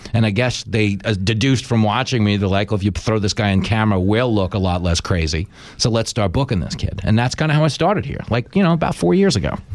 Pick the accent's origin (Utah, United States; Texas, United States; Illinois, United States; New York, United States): New York, United States; Long Island; growing up on Long Island